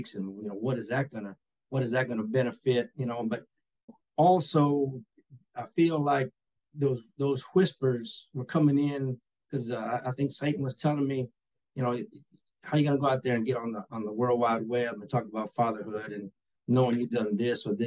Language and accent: English; Taylor, Texas, United States; I was born and raised here in Taylor, Texas. You know, lived here all my life